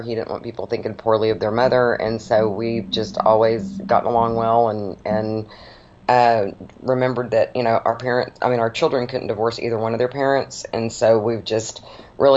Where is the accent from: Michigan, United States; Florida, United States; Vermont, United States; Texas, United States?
Texas, United States; Dallas; I was born and raised in Dallas